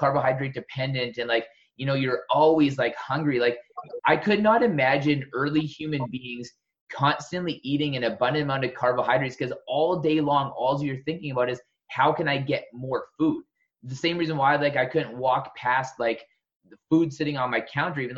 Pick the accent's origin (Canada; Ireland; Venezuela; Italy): Canada; Southern Alberta; moved away; also born or lived in West Coast, Canada; I was born in Southern Alberta, where it's like a true desert